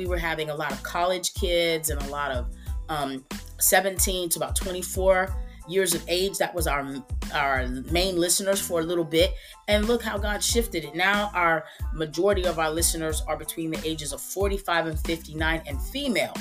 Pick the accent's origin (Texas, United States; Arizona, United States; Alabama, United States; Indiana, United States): Texas, United States; I'm still in my city, my hometown in Texas